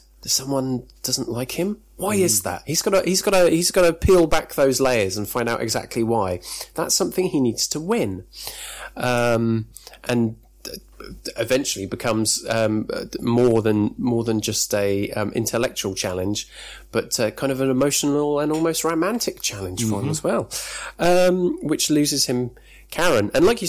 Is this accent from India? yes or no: no; United Kingdom; we're two British guys